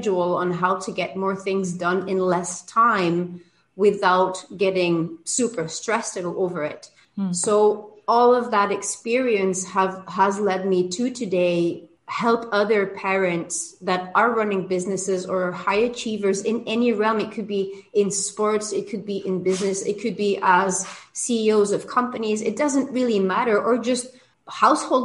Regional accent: Belgium; moved away as an adult; now in Cancún, Mexico; I'm originally from Belgium. I live in Mexico. I've been here for 22 years.

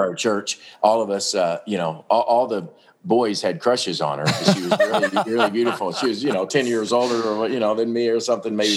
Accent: Paducah, Kentucky, United States; Olivet Baptist Church, where I grew up in in Paducah

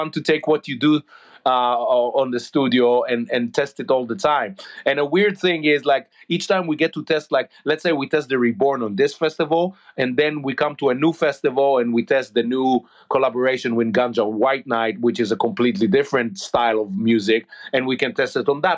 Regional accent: Israel; We grew up in Israel

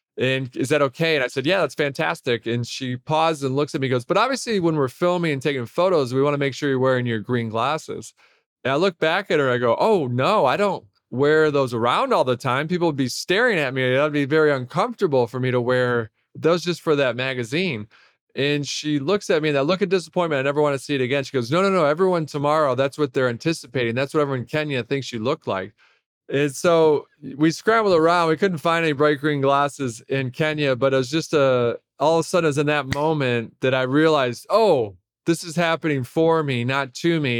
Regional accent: Detroit, Michigan, United States; I grew up in Detroit.

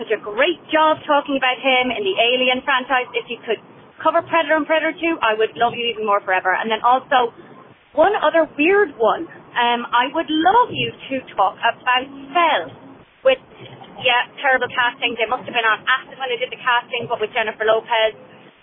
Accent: Ireland; moved away as an adult; now in United States; I'm originally from Ireland. I've lived in the States for 10 years

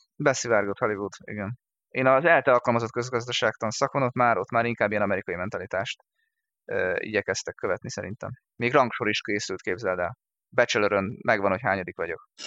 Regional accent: Hungary

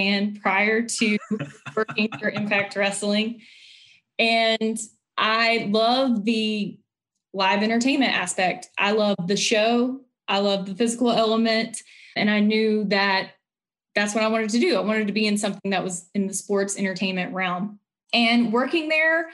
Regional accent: High Point, North Carolina, United States; moved away as an adult; also born or lived in Ohio; now in Nashville, United States; I'm from High Point, North Carolina.

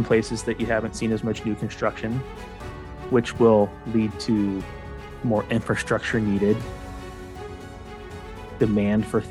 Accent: Phoenix, Arizona, United States; moved away; I'm from Arizona, I'm from Phoenix, Arizona originally

